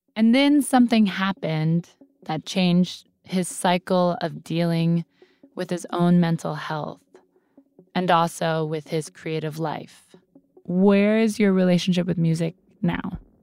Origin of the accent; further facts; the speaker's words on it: Columbus, Ohio, United States; moved away; my hometown, Columbus, Ohio